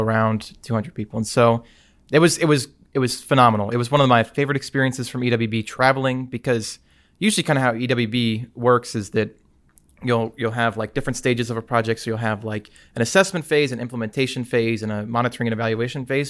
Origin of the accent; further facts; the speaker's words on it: Prattville, Alabama, United States; I am from Prattville, Alabama